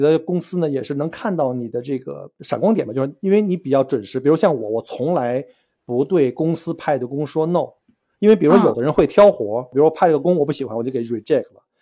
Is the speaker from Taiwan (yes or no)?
no; China; now in Australia; 像我们中国人，或者说东亚人吧，我们来自于这个高竞争的国家